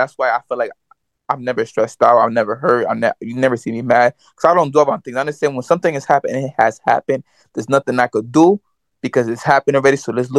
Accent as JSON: {"language": "English", "region": "New York", "country": "United States", "said": "I'm from New York."}